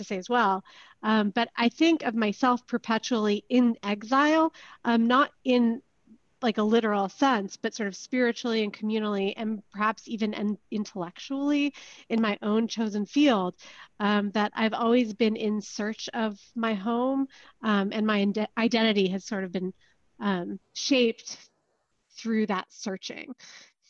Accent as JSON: {"language": "English", "town": "Palo Alto", "region": "California", "country": "United States", "tie": "born or raised there", "also_born_or_lived": "Israel", "moved": "yes", "said": "I was born and raised in Palo Alto, Northern California"}